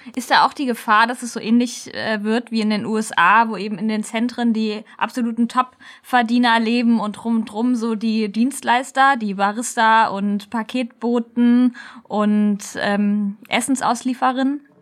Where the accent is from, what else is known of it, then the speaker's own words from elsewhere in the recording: near Kassel, Hesse, Germany; Ich komme ja aus der Nähe von Kassel